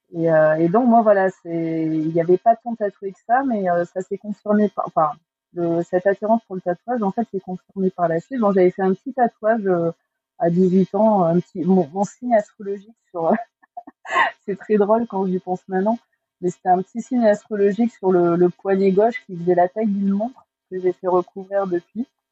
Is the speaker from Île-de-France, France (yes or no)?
no; Agen, Nouvelle-Aquitaine, France; je, viens d'Agen. Euh, j'ai grandi à Agen